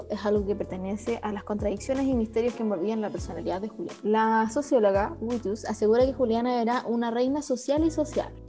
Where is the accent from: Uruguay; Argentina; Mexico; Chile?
Chile; soy chilena